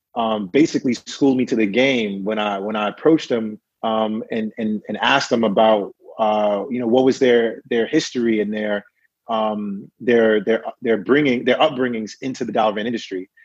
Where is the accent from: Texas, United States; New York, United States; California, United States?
New York, United States; New York City; born and born and raised in brooklyn new york